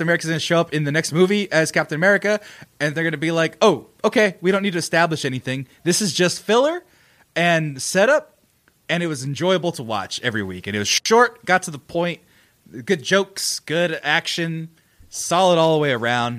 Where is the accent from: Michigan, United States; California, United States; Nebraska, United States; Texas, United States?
California, United States; Central Valley / Fresno area; Central Valley's finest